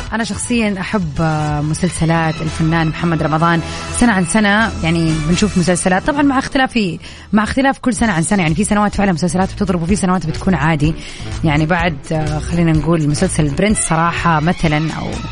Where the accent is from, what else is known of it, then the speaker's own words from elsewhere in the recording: Jeddah, Makkah Province, Saudi Arabia; عندنا في جده